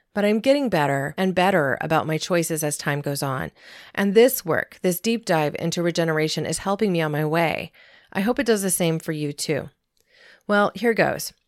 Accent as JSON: {"language": "English", "region": "Southern Oregon", "country": "United States", "tie": "born or raised there", "said": "There were many family farms where I grew up in Southern Oregon"}